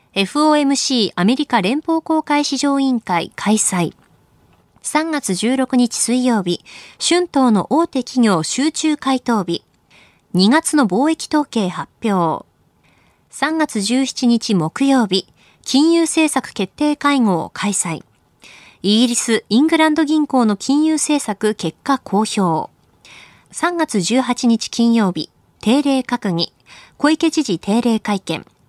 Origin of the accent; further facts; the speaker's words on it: Akita, Japan; 私の出身の秋田